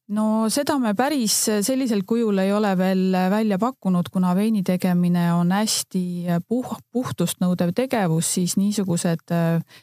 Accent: Northern Estonia, Estonia; moved away as an adult; now in Võru County, Estonia; abikaasaga me tegelikult oleme Põhja-Eestist pärit ja, ja Võrumaale nii-öelda sisse rännanud

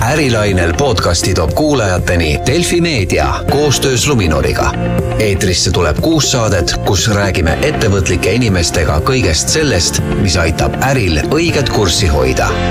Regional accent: Estonia; olles eestlane

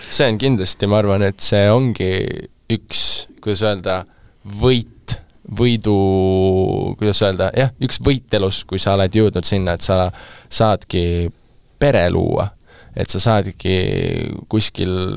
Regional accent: Estonia; ma olen äh, Eestist pärit produtsent

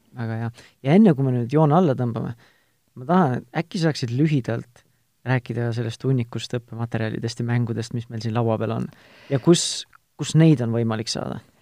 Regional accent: Tartu, Tartu County, Estonia; ma ise olen Tartust pärit

